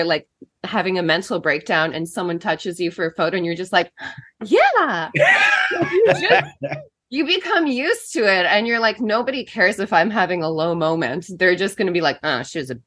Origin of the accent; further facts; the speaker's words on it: Canada; We're Canadian